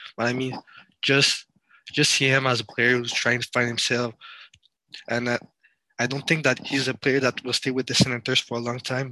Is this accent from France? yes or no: yes; France; I'm from France, and uh, my family is from France and Cameroon in Africa.